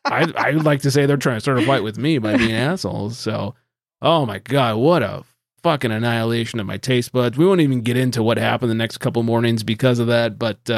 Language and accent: English; Australia; I'm from Australia. I can't keep it going.